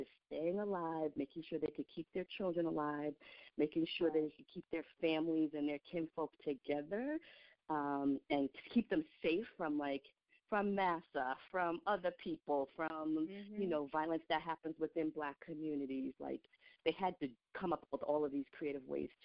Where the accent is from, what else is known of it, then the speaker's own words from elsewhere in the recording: New York City, New York, United States; I was born in New York City, and I was born in the Bronx, and, you know, between Brooklyn and the Bronx, that's my rearing.